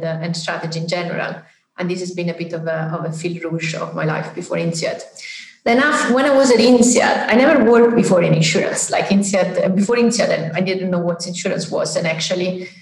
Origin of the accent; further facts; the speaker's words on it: Naples, Campania, Italy; I'm from South Italy, from Naples, a town that is called Naples